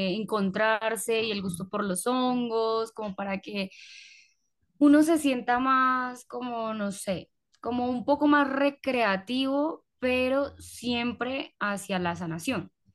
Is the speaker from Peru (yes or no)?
no; Colombia; yo nací en una hora supuestamente rara en Colombia